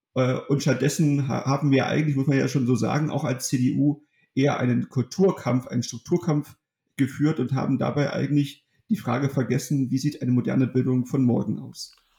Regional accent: Germany; in meiner Heimatstadt in Ottrand

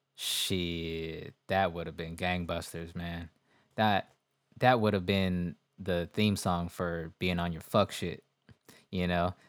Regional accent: West Coast, United States; I'm from the West Coast.

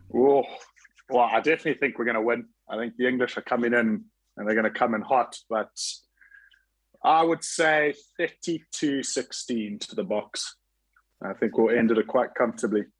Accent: South Africa; moved away; also born or lived in Scotland; growing up in South Africa and going to school at Kingswood and university in Stellenbosch

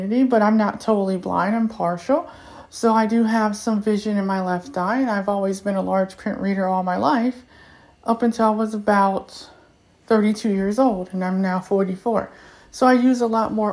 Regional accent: United States; first language English; being African-American

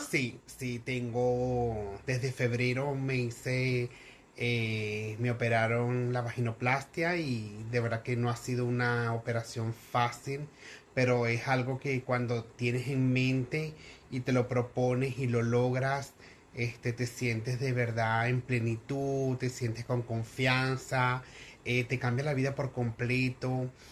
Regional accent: Venezuela; como buena venezolana

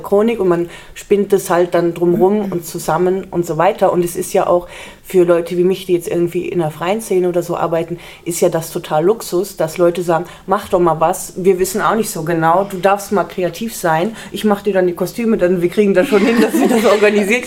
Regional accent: Nordassel, Lower Saxony, Germany; der wohnt noch in Nordassel und da haben wir eben noch das Haus, wo ich auch groß geworden bin

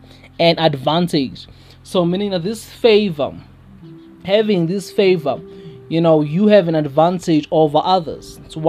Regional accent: South Africa; first language Zulu; English is a second language; especially in my home language, my mother tongue, isiZulu

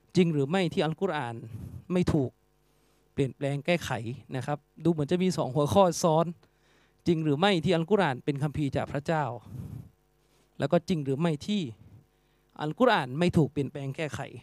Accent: Yala, Thailand; อย่างผมพื้นเพเดิม ผมเป็นคนจังหวัดยะลา

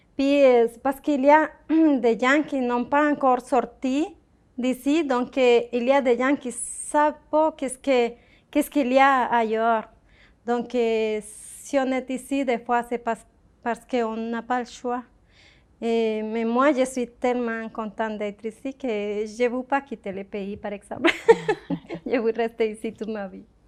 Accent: Colombia; French is a second language; moved away as an adult; also born or lived in Ecuador; now in Victoriaville, Canada; je suis canadienne, originaire de la Colombie

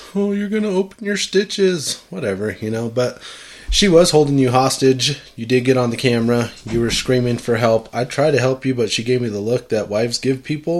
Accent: United States; I feel as an American

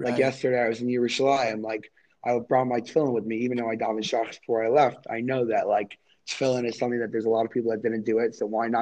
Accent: New York City, New York, United States; I grew up in Crown Heights. I was born in Brooklyn

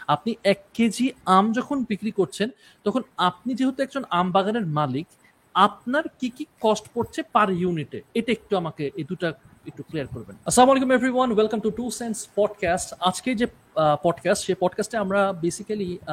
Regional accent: Rajshahi, Rajshahi Division, Bangladesh; আমি রাজশাহীর মানুষ

